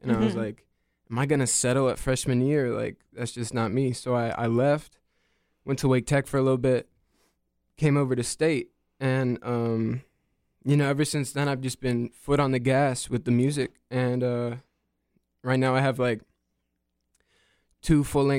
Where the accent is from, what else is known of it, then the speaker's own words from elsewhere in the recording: Raleigh, North Carolina, United States; And so I transferred here from an art school in Savannah, Georgia, but I'm born and raised in Raleigh.